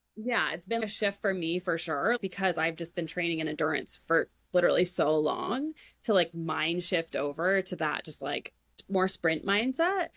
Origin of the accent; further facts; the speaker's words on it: Maine, United States; I grew up in Maine